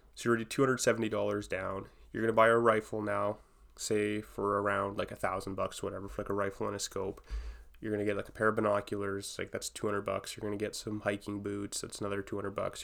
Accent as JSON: {"language": "English", "town": "Edmonton", "region": "Alberta", "country": "Canada", "said": "I'm from Edmonton"}